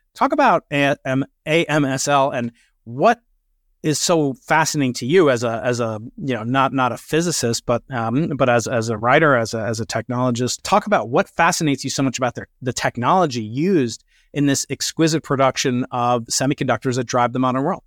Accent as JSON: {"language": "English", "country": "United States", "said": "I'm American"}